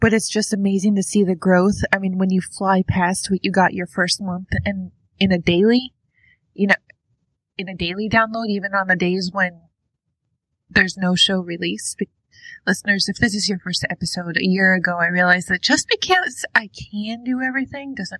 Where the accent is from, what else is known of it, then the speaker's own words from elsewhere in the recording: New York, United States; now in Ohio, United States; I'm from New York. I moved out to Ohio from Westchester County.